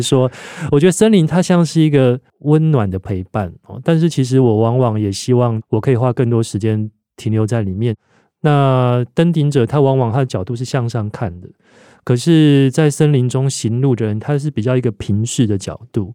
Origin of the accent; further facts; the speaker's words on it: Taiwan; 我们从小在台湾社会长大